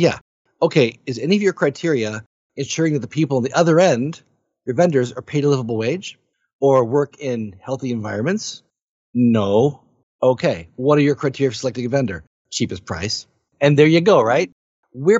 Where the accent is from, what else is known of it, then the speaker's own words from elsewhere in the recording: Michigan, United States; I'm from Michigan. Right? So I live in Michigan here in the US.